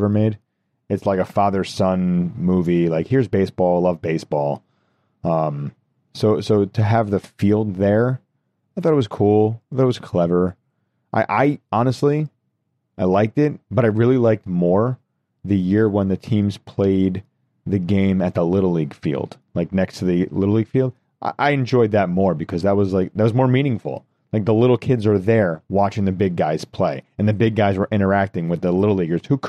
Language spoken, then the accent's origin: English; Rockland County, New York, United States